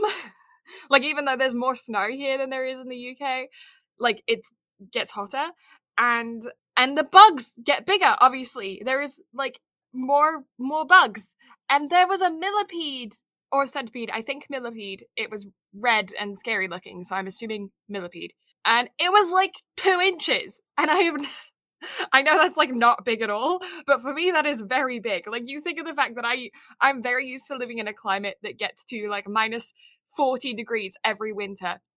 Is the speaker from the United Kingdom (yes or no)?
yes; Kent, South East England, United Kingdom; I am a maid of Kent.